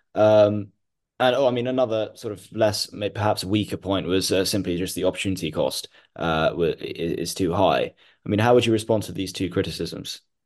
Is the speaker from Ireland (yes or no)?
no; Mumbai, Maharashtra, India; I grew up in Mumbai